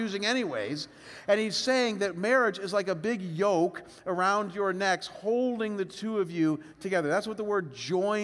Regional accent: Cleveland, Ohio, United States; moved away as an adult; also born or lived in Chicago / Detroit; we were both born and raised in Cleveland

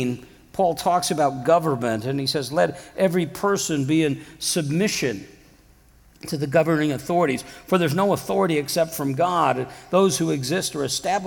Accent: Iowa, United States; moved away; back home, I'm from Iowa originally

